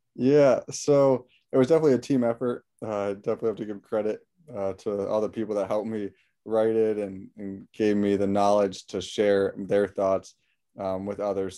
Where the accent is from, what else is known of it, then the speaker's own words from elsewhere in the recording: West Hartford, Connecticut, United States; I'm born and raised in West Hartford, Connecticut